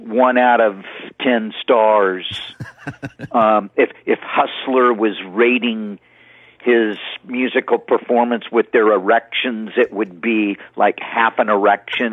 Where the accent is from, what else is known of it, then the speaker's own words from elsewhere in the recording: Hermosa Beach, California, United States; When I grew up in Hermosa Beach, I spent about 23, 24 years there.